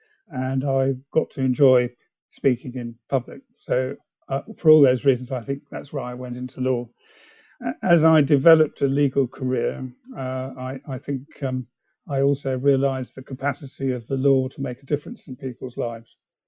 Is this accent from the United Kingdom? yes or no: yes; England, United Kingdom; also born or lived in China / East Africa; Well, I was born in China, but had to leave that when I was 2 months old. My father worked in the oil industry, and actually I spent a lot of my childhood in East Africa, and before coming back to England to go to school.